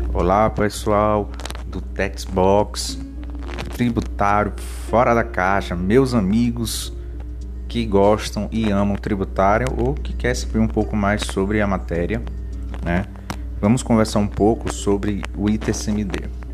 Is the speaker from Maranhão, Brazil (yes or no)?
yes; São Luís, Maranhão, Brazil; eu sou de São Luís do Maranhão